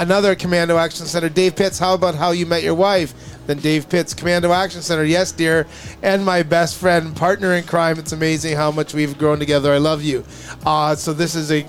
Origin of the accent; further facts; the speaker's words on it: Canada; accent: Canadian; my Canadian accent